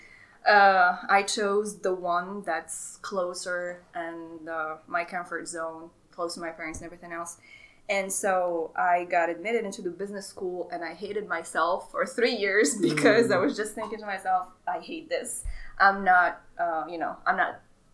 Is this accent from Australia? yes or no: no; Morocco; English is a second language; moved away as an adult; now in United States; I'm from Morocco originally, born and raised.